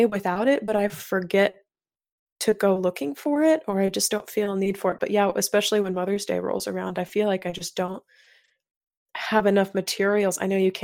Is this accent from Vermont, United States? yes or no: no; North Carolina, United States; now in Chicago, United States; I'm up in Chicago, but I was born and raised down in North Carolina